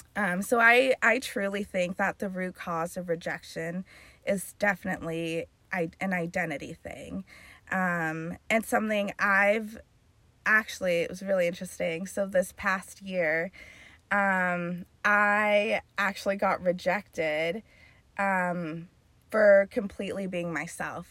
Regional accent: Carlsbad, California, United States; born and raised in Carlsbad

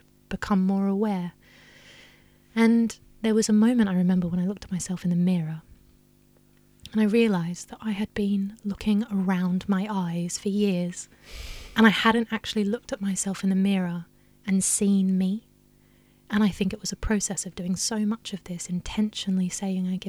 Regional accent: Australia; I grew up in Australia

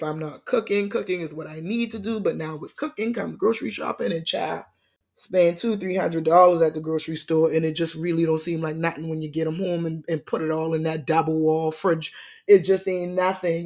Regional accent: Charleston, South Carolina, United States; now in Atlanta, United States; my hometown, Charleston, South Carolina

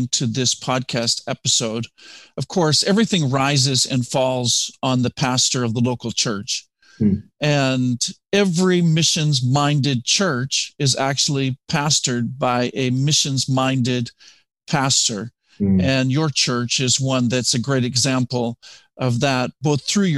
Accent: Canada; moved away as an adult; also born or lived in Nigeria / Ghana; now in United States; I come from Canada

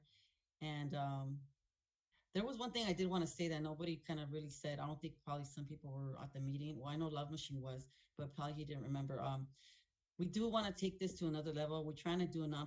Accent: Los Angeles, California, United States; I was born and raised in South Central

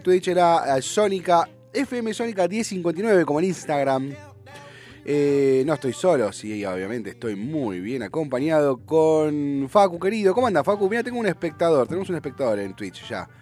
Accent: San Isidro, Buenos Aires Province, Argentina; also born or lived in San Fernando; yo nací, yo viví mi infancia en San Isidro, mi adolescencia, mi infancia en Becar, mi, adolescencia en San Isidro

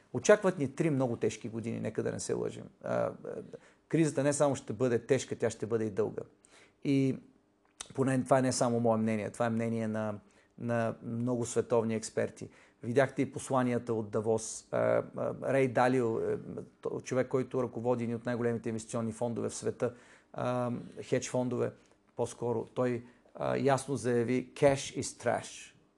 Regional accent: Bulgaria; аз съм българин

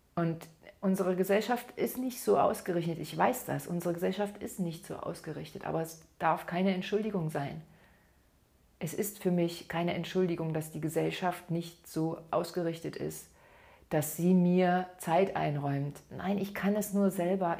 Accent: Saxony, Germany; bei uns in Sachsen

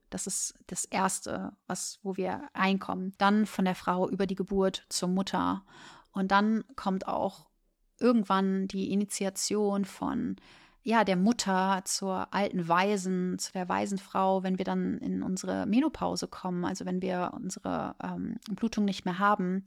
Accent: Germany; Ich komme aus Deutschland

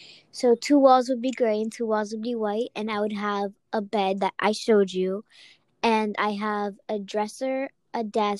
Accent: Charleston, United States; born there; I was born in America, and I think I was born in Charleston Hospital.

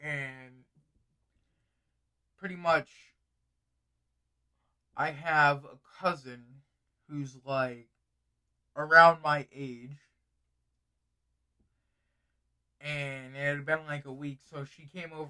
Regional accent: United States; I'm just an American person

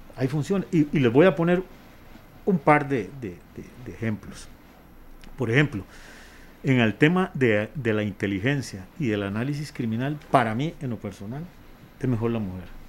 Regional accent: Costa Rica; somos Costa Rica, somos un país

